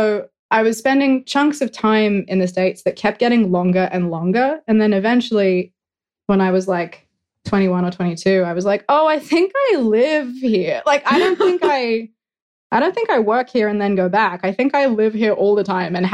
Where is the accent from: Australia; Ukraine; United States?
Australia; moved away; I'm Australian